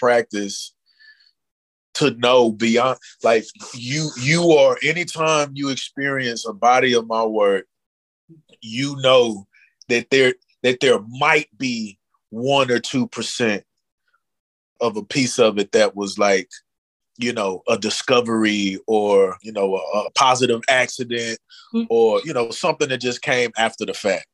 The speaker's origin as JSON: {"language": "English", "town": "Dallas", "region": "Texas", "country": "United States", "tie": "born or raised there"}